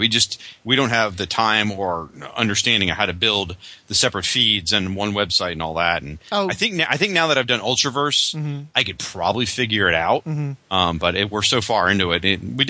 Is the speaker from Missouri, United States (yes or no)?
no; Florida, United States; I'm Southern. I live in. Oh, I'm Floridian.